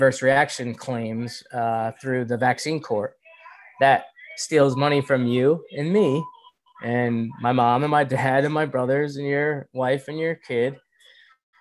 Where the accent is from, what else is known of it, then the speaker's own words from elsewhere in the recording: Winchendon, Massachusetts, United States; also born or lived in Worcester / Leominster; I'm from North Central Mass